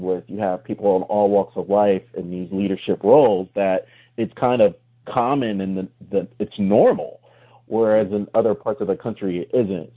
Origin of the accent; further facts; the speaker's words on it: New Jersey, United States; moved away; also born or lived in Central Florida; I'm originally from New Jersey